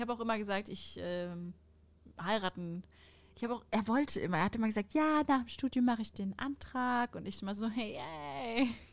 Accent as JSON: {"language": "German", "area": "Sauerland", "region": "North Rhine-Westphalia", "country": "Germany", "tie": "born or raised there", "moved": "as an adult", "lives_now": "Cologne, Germany", "said": "Ich wohne jetzt in Köln, aber das Sauerland, das ist einfach meine Heimat."}